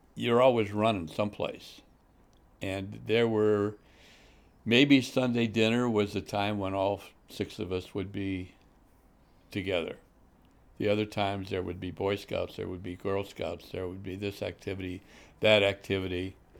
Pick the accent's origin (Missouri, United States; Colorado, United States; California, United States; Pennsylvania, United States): Missouri, United States; St. Louis; moved away as an adult; now in Chicago area, United States; grew up in South Saint Louis